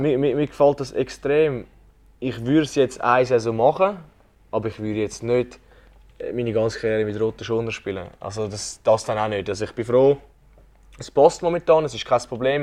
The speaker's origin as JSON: {"language": "German", "region": "Zurich", "country": "Switzerland", "also_born_or_lived": "Kloten", "said": "ich würde mich jetzt auch als Zürcher bezeichnen und äh, überhaupt nicht als Klotner"}